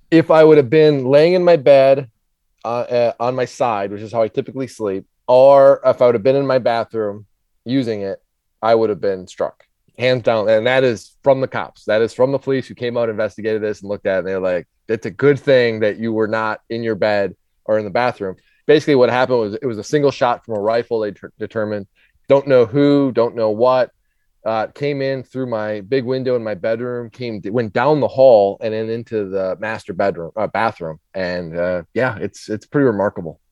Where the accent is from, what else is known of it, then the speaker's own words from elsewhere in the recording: Minnesota, United States; now in Charlotte, United States; I grew up in Minnesota, so snowstorms and ice storms are very common